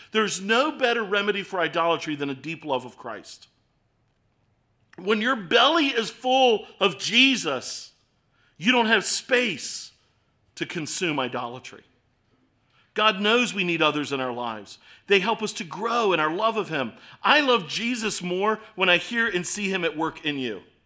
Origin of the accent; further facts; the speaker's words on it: Baltimore, Maryland, United States; accent: Baltimore; my Baltimore accent